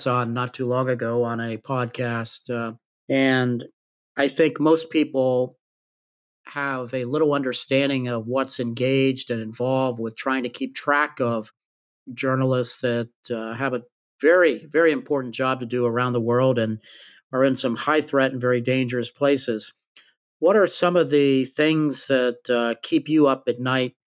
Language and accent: English; Bethesda, Maryland, United States; I grew up in the D.C. area. I'm from the Bethesda Chevy Chase area